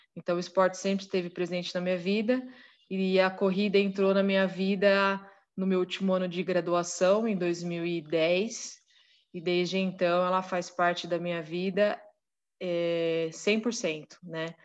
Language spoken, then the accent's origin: Portuguese; Marília, São Paulo, Brazil; nós somos de Marília